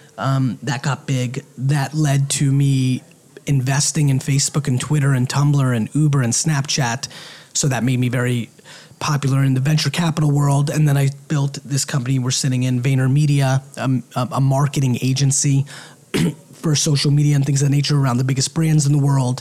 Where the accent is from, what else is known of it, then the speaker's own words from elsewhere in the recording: United States; also born or lived in Soviet Union; I was born in the Soviet Union, came to America in 1978. America's economy was not very good. We were very poor. I grew up very humbly